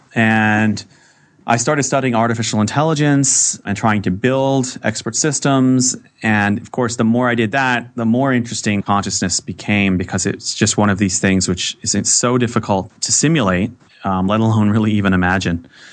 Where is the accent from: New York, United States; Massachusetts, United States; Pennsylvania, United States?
Massachusetts, United States; Boston; when I was a kid growing up in the Boston area